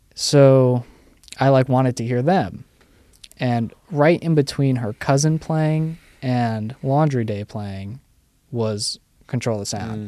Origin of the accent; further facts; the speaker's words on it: New York City, New York, United States; I grew up in the city, still live in the city, technically